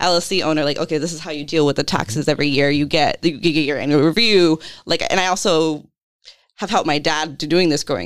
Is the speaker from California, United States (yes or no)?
yes; California, United States; also born or lived in Portsmouth, Rhode Island; now in Providence, United States; growing up in California